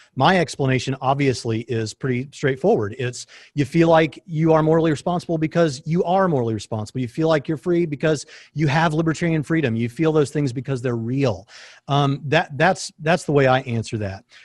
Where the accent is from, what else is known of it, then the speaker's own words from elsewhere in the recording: East Tennessee, United States; moved away; I'm from East Tennessee originally